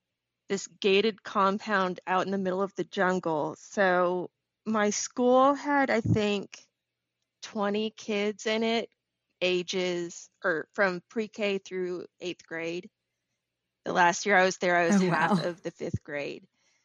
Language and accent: English; Houston, Texas, United States; also born or lived in Midland, United States / Indonesia / Plano, United States; All over Texas. So born in Houston, moved to Midland, moved to Indonesia for 3 years, back to Midland. Then went to high school in Plano, college